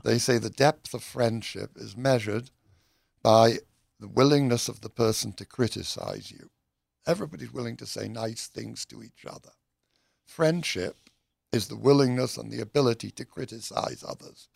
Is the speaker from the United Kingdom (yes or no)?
yes; United Kingdom; I'm British